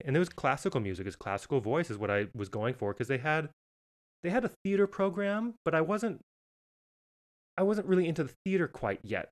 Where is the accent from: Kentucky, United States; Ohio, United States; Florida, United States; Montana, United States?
Montana, United States; Missoula; moved away as an adult; also born or lived in Boston / Las Vegas; I am originally from Missoula, Montana